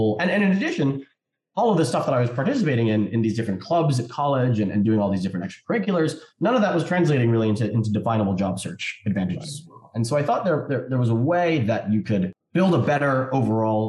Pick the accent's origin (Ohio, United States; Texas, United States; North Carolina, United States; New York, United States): New York, United States; New York City; I grew up in New York City